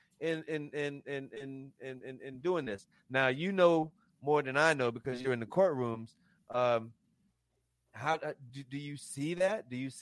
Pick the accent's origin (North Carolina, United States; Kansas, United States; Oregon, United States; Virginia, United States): North Carolina, United States; Raleigh; I'm from Chavis Heights